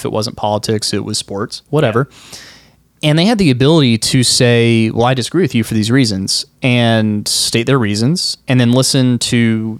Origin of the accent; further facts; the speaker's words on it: United States; Truly, I feel blessed to be an American.